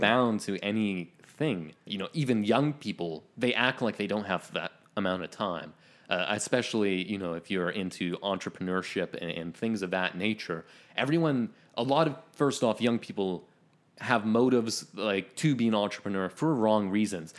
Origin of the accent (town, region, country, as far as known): Ontario, Canada; born or raised there